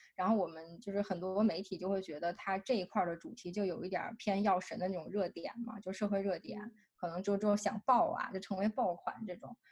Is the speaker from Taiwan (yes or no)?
no; China; moved away as an adult; 从中国来的留学生，包括我